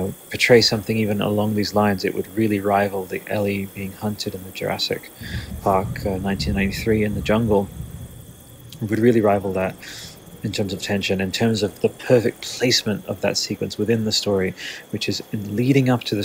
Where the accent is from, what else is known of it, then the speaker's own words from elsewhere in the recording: Australia; I'm an Australian artist